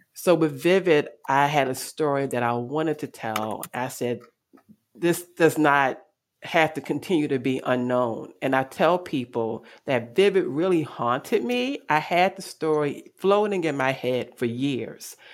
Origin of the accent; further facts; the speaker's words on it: Baltimore, Maryland, United States; I am from Baltimore City, West Baltimore to be exact.